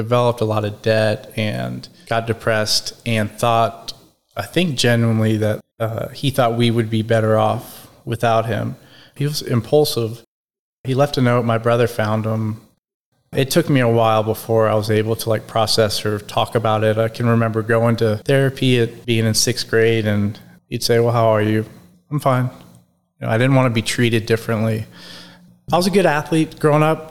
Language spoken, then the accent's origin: English; Dallas, Texas, United States; I was born in Dallas, Texas. I'm the youngest of 3 boys. I'm 40. I grew up kind of North Dallas area, Preston Hollow area.